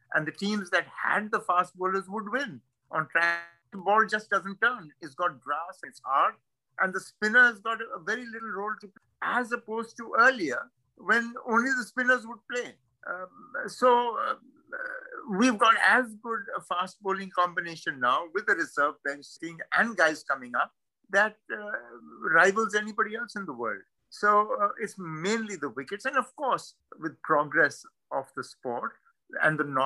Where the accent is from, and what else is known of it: India